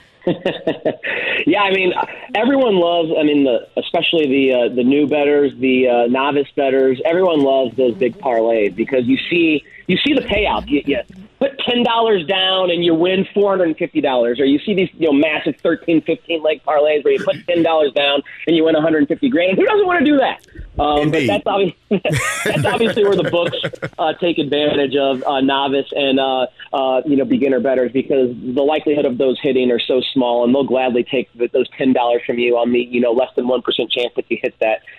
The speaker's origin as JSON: {"language": "English", "town": "St. Louis", "region": "Missouri", "country": "United States", "tie": "born or raised there", "moved": "yes", "lives_now": "Las Vegas, United States", "said": "very happy and excited to be on in my hometown"}